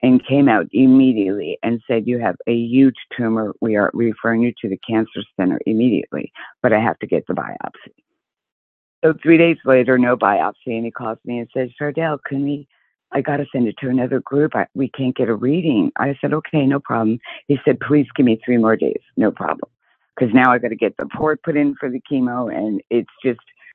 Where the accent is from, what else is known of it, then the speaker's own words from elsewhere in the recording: New Jersey, United States; also born or lived in South Haven, Michigan; now in Arizona, United States; I'm originally from New Jersey, but I reside in Arizona. And I moved here from Michigan, actually, South Haven, Michigan